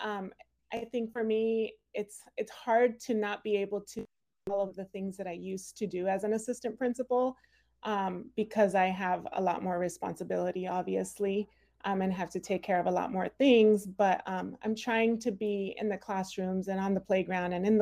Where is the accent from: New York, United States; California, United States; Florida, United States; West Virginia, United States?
California, United States; Rialto; also born or lived in Los Angeles County, California; now in Palm Springs, United States; I was born in LA County, and then I grew up though in Rialto, California, just down the 10 freeway